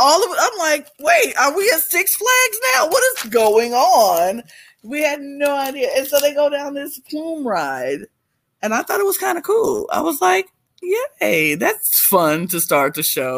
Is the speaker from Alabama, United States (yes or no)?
yes; Birmingham, Alabama, United States; Will and Abby, my hometown people from Birmingham, Alabama